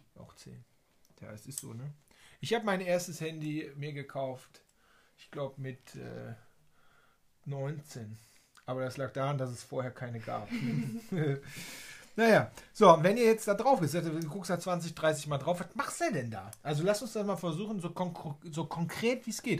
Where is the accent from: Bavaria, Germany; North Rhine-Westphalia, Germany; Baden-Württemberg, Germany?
North Rhine-Westphalia, Germany; Waldbröl; moved away; hier im schönen Oberbergischen Kreis, in meiner Heimat, in Waldbröl